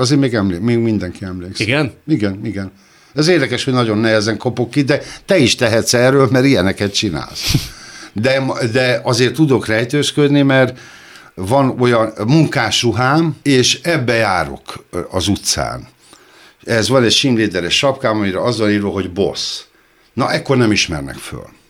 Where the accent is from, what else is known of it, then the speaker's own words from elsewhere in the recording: Hungary; magyar vagyok